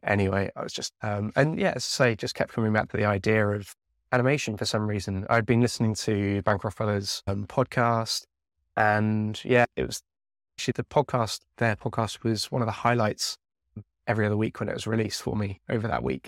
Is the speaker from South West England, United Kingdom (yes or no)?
yes; Devon, South West England, United Kingdom; I grew up down in Devon